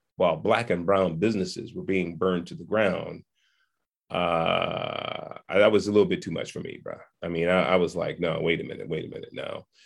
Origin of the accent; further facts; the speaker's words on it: San Francisco, California, United States; I was, uh, born and raised in Hunters Point in San Francisco